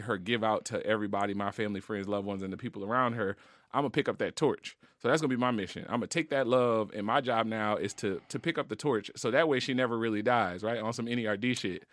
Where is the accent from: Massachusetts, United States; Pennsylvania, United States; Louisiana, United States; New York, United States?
Louisiana, United States; Marrero; I'm from New Orleans, from the West Bank, from Marrero, grew up in a pretty hood, uh, neighborhood called Walker Town.